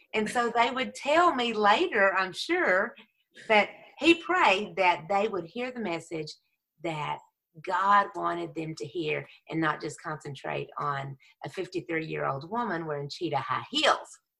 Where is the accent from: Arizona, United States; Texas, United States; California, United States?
Texas, United States; Texas raised, Jesus saved